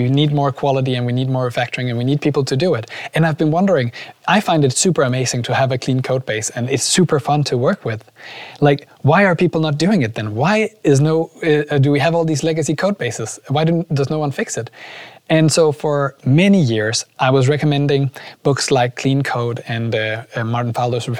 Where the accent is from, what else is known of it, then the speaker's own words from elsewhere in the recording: Aarhus, Central Denmark Region, Denmark; I'm from Aarhus.